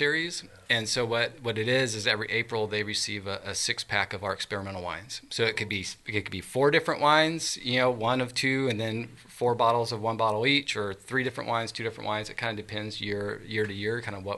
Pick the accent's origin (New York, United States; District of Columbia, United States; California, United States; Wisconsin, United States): California, United States; Lodi; moved away as an adult; also born or lived in Thornton, California / Myers Flat, California; I grew up in Lodi, California